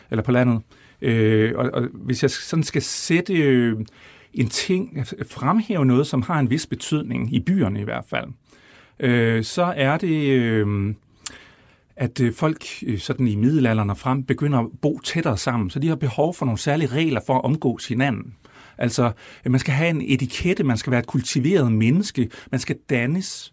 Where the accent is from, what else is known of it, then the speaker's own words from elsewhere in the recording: Brejning, Southern Denmark, Denmark; jeg er opvokset ude i Brejning, som vi kommer til at tale en masse om, imellem Vejle og Fredericia